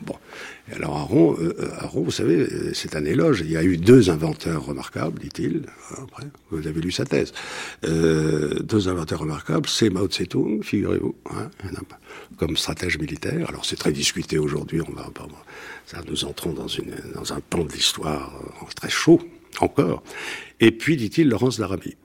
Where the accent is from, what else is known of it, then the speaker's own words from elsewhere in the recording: Bordeaux, Nouvelle-Aquitaine, France; Je suis de Bordeaux